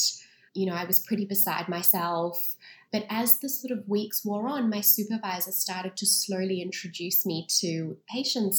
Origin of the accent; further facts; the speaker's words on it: Sydney, New South Wales, Australia; I was born and raised in Sydney